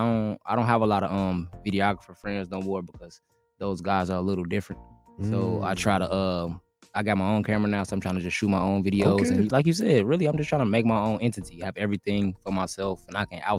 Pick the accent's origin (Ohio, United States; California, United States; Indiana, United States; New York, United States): Indiana, United States; a lot of my fans know me and know that I'm from Indiana originally.